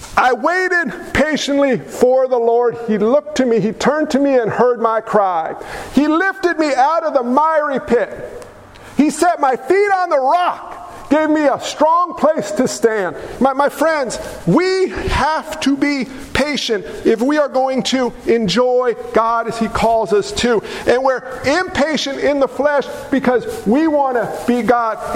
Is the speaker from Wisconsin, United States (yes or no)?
no; New York, United States; I'm a New Yorker